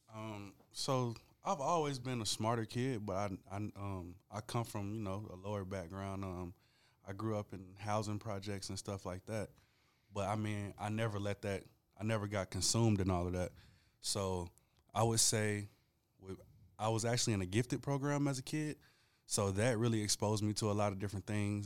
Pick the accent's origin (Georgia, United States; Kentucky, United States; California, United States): Georgia, United States; Rome; also born or lived in Atlanta, Georgia; I was born in Atlanta, but I grew up in Rome.